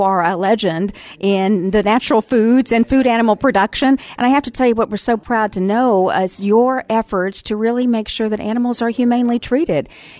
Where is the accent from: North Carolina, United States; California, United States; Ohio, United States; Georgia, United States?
North Carolina, United States; As a fellow North Carolinian